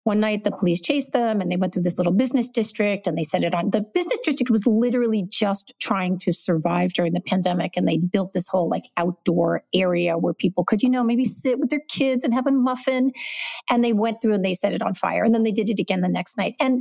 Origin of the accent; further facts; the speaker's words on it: New York City, New York, United States; moved away as an adult; also born or lived in Los Angeles / Portland; I'm from New York City.